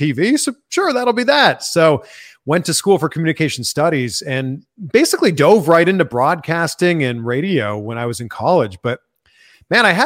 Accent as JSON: {"language": "English", "town": "Pickering", "region": "Ontario", "country": "Canada", "tie": "born or raised there", "also_born_or_lived": "Cleveland, Ohio / Miami, Florida", "moved": "as an adult", "said": "I grew up in Pickering, Ontario, just outside of Toronto."}